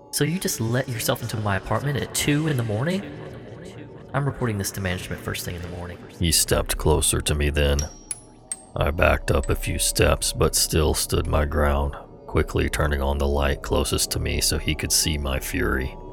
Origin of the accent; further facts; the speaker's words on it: California, United States; Of course, I'm from California, and of course, I did not read the lease carefully.